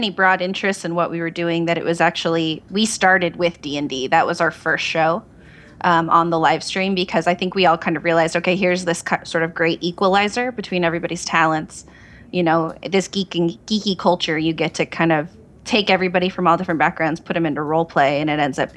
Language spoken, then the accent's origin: English; Oregon, United States; now in Vancouver, United States; I'm in Washington. I just moved. I'm sorry. Um, I'm from Oregon.